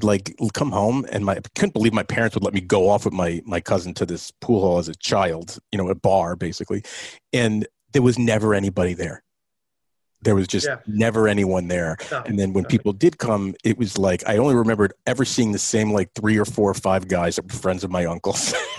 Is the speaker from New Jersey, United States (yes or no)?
yes; Saddle River, New Jersey, United States; also born or lived in Hackensack, New Jersey; I grew up. I lived in Hackensack for a very short period of time on Essex Street, but I grew up Saddle River.